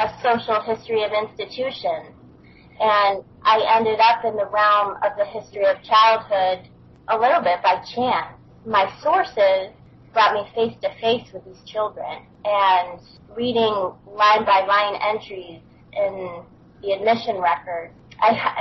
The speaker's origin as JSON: {"language": "English", "area": "south of Buffalo", "region": "Western New York", "country": "United States", "tie": "born or raised there", "moved": "as an adult", "said": "I grew up in Western New York, south of Buffalo. So for the first 25 years of my life"}